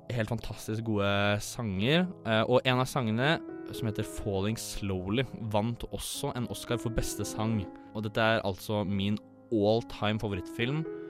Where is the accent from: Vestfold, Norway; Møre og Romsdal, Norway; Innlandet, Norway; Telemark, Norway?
Vestfold, Norway; Tønsberg; jeg er 23 år, jeg er fra Tønsberg